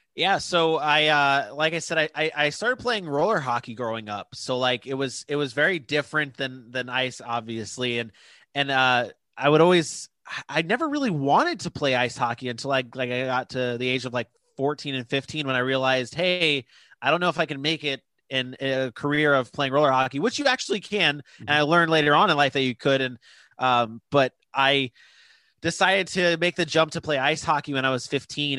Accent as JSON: {"language": "English", "town": "Jacksonville", "region": "Florida", "country": "United States", "tie": "born or raised there", "also_born_or_lived": "Fort Lauderdale, Florida", "said": "I moved up to Jacksonville when I was like seven and started playing travel hockey up here"}